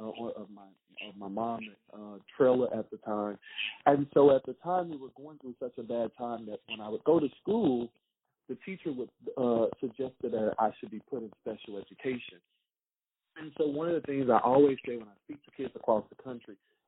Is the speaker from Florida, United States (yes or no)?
no; Harrison, Mississippi, United States; I'm a born and raised country boy from Mississippi